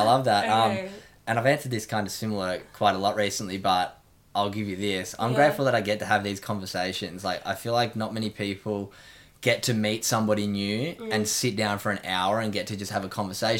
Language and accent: English; Australia; also being young Australian athletes, getting to represent the country.